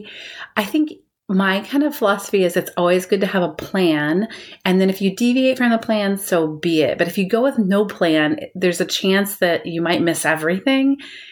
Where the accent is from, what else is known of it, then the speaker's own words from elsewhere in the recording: Iowa, United States; moved away; also born or lived in Daytona Beach, Florida; I actually grew up in the Midwest, so Iowa.